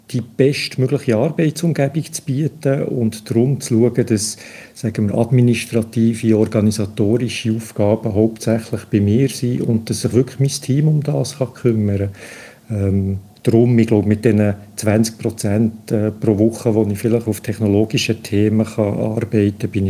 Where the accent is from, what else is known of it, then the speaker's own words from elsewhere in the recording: Bern, Switzerland; dass ich als Berner, der etwa halb so schnell reden, deutlich mehr Zeit werde brauchen